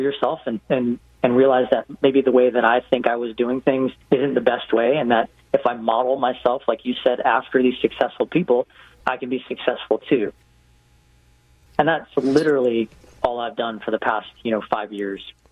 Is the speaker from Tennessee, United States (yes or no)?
no; Hawaii, United States; also born or lived in West Coast; now in Atlanta, United States; I grew up in Hawaii